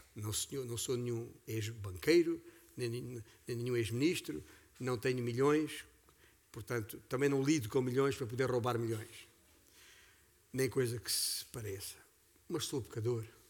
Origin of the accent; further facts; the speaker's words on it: Beja, Alentejo, Portugal; also born or lived in Vale de Açor, Mértola; a 25 quilómetros da cidade de Beja, onde nasci